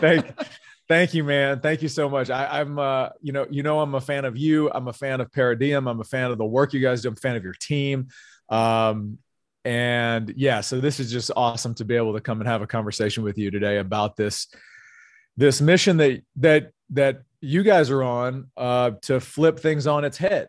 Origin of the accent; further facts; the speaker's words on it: North Louisiana, United States; moved away as an adult; also born or lived in California; I'm originally from North Louisiana